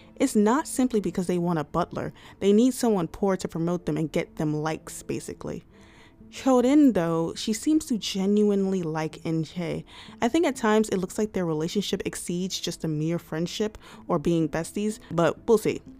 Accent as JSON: {"language": "English", "country": "United States", "said": "I am an American."}